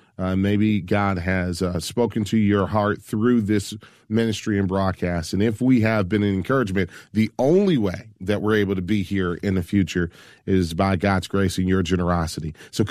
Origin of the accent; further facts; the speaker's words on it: Michigan, United States; Barbara in Grand Rapids, Michigan, my home state.